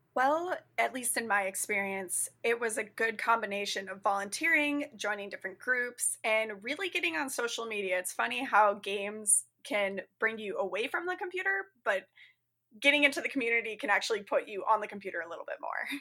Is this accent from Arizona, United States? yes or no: yes; Arizona, United States; now in Chicago suburbs, United States; I'm currently living in the Chicago suburbs. I'm originally from Arizona.